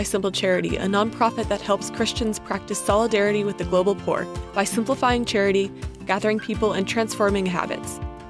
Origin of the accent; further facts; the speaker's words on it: Virginia, United States; I'm a sophomore from Virginia studying political science, journalism, and French. Outside of classes, I worship with a Christian fellowship called RUF